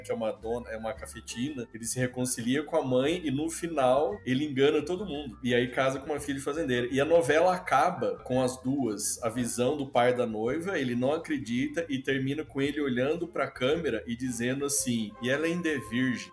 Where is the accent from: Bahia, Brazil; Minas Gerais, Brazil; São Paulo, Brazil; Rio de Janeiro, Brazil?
Minas Gerais, Brazil; Itajubá; eu sou de Itajubá